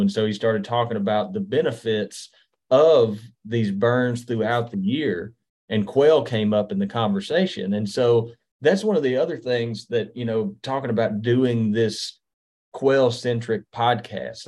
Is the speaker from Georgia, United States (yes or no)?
no; Mississippi, United States; my home state of Mississippi